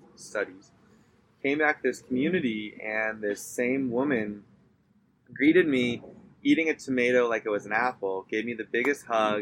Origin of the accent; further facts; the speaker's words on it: Southern California, United States; moved away as an adult; also born or lived in North Carolina; now in Baja California, Mexico; coming from the United States, especially where I come from in Southern California